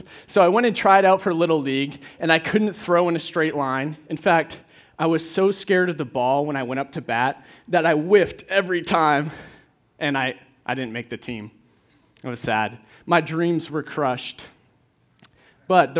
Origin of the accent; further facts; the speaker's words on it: Maine, United States; moved away as an adult; now in Tennessee, United States; I'm originally from Maine, where it's much colder than it is here, so I'm glad I'm in Tennessee